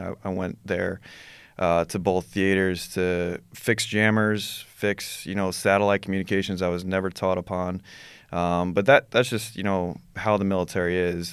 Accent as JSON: {"language": "English", "region": "New York", "country": "United States", "said": "I'm from New York"}